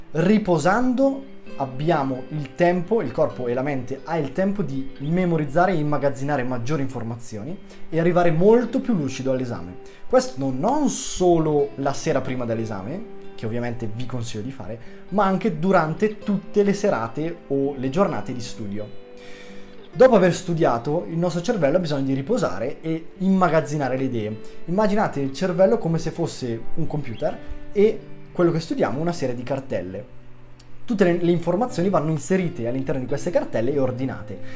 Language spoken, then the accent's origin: Italian; Bergamo, Lombardy, Italy; accent: Bergamo; vado all'Università di Bergamo, che è la mia città se non si fosse sentito dall'accento